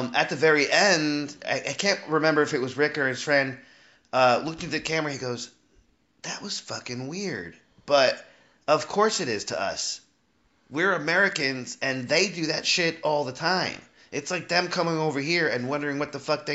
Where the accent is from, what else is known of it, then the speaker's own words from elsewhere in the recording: Colombia; moved away; I'm from Colombia